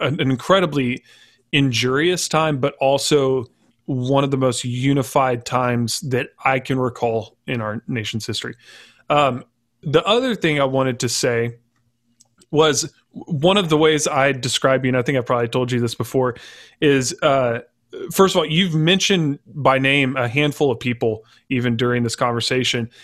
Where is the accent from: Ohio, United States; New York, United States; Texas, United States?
Texas, United States; growing up in Texas, which is typically a red state